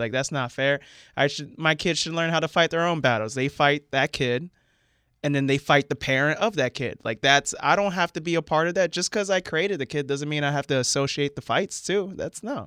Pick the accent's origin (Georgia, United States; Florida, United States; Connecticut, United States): Florida, United States; central; moved away as an adult; also born or lived in Seattle area; now in Seattle, United States; I grew up in Florida